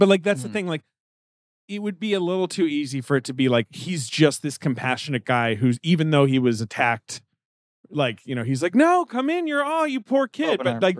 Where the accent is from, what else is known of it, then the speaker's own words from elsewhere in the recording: United Kingdom; moved away; I grew up in the United Kingdom.